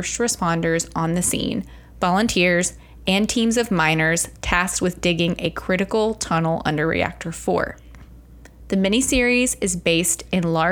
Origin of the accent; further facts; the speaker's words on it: Arkansas, United States; growing up in Arkansas